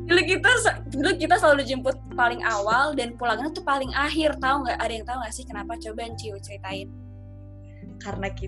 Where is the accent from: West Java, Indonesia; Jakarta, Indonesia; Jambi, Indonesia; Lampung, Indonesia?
Jakarta, Indonesia; Cipete; dulu masa kecil kita itu tinggal di daerah Cipete